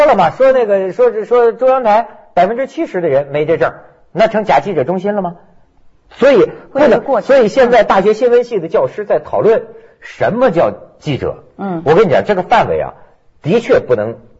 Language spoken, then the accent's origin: Chinese; China; 我们大陆这边啊